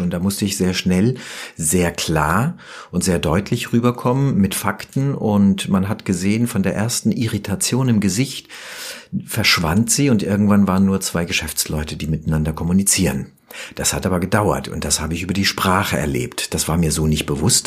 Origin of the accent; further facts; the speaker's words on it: Rüsselsheim, Hesse, Germany; also born or lived in Offenbach; ich bin in Offenbach geboren und ähm, ja, besser noch in Rüsselsheim aufgewachsen